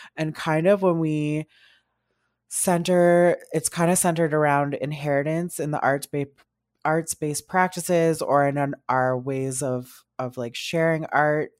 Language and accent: English; North Bay, Ontario, Canada; moved away as an adult; now in Ottawa, Canada; I was born and raised in North Bay, Ontario